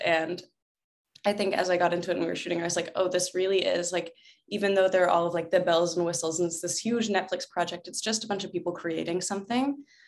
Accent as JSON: {"language": "English", "town": "Atlanta", "region": "Georgia", "country": "United States", "tie": "born or raised there", "also_born_or_lived": "Alabama / upstate New York", "moved": "as an adult", "lives_now": "Los Angeles, United States", "said": "when I was one, my family and I moved to Atlanta and lived there until I turned eighteen"}